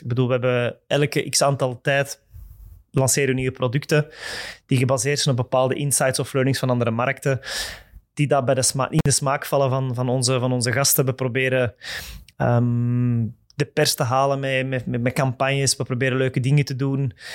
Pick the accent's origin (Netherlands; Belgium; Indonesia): Belgium; Mechelen, Flanders; ik ben van het Mechelse. Ik ben van Mechelen.